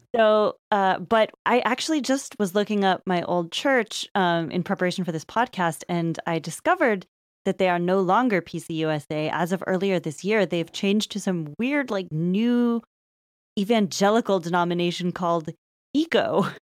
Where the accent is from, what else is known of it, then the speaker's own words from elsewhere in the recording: Lafayette, California, United States; we both grew up in, uh, suburb of Berkeley, California.